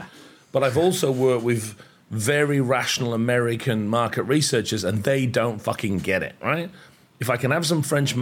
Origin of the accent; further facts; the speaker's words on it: United Kingdom; now in Australia; I'm British. I carry a British passport. I happen to live in Australia, but I'm very proudly British.